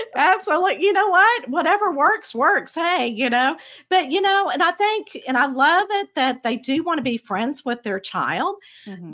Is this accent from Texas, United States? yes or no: yes; Abilene, Texas, United States; I grew up in the Bible Belt of Texas, in um, a middle in a very small town, Abilene, Texas